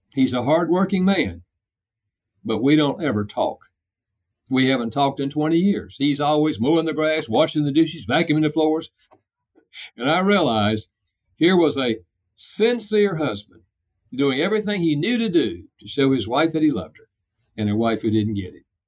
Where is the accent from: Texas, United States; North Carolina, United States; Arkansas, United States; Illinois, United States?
North Carolina, United States; I'm from North Carolina, so I have a dialect